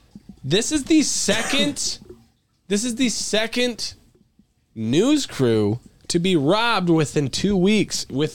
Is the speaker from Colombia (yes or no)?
no; Belarus; English is a second language; You could go to Africa or my home country, Belarus, right now with a press pass.